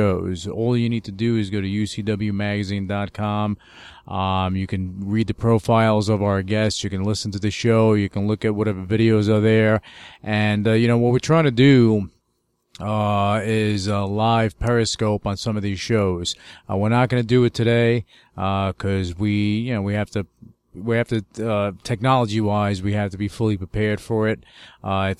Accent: New York, United States; me being a New Yorker

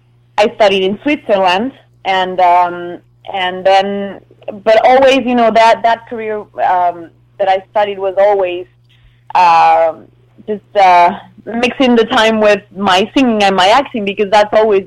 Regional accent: Canada; also born or lived in various; So, yeah, I'm half French, half Mexican. I was raised in Canada, but the British side. So I'm like a mix of everything. I've lived in a lot of places

